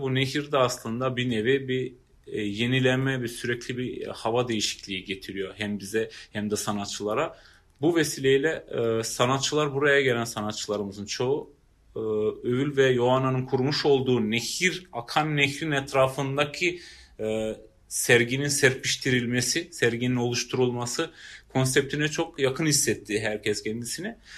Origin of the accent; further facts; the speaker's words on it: Prizren, Prizren District, Kosovo; ben Prizrenliyim. Doğ, burada doğdum